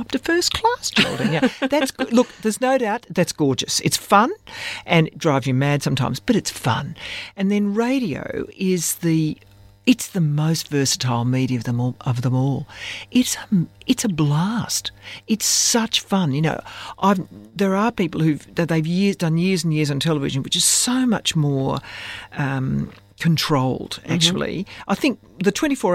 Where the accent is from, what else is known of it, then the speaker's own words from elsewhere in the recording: Australia; I'm essentially an Australian woman